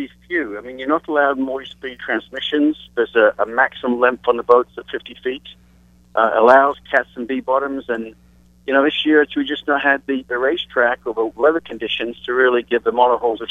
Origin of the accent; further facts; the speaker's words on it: England, United Kingdom; And so that's where I was from.